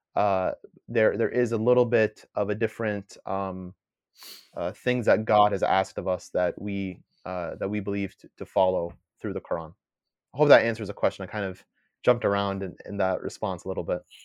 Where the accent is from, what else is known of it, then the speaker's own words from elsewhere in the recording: United States; first language English; I'm born here in the, in the U S, my first language is English